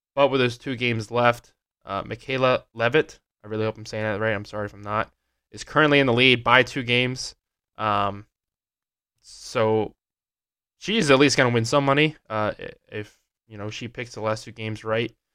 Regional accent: Pennsylvania, United States; growing up in Pennsylvania

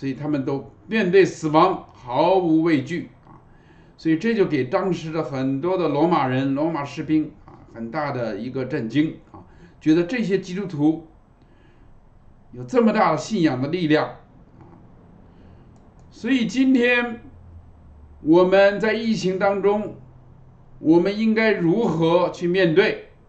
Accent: Fujian, China; 我们从福建来的，我们知道啊，福建的榕树是很有名的啊。

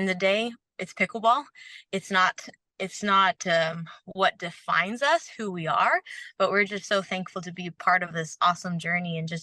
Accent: Florida, United States; moved away as an adult; also born or lived in Canada; now in New Braunfels, United States; most of my life in Florida. And that's where I grew up

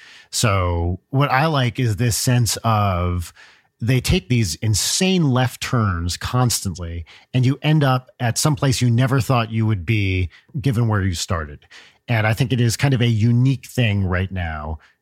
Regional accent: New Jersey, United States; I grew up in North Jersey.

